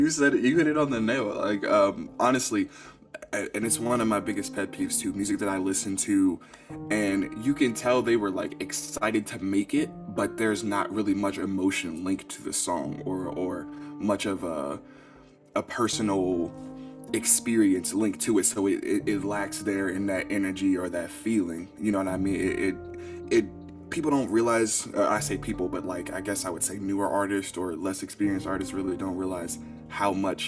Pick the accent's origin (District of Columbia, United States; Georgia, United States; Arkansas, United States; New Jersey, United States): District of Columbia, United States; Washington; I'm from Southeast DC, but I've been all over the map as far as places I've lived and been to.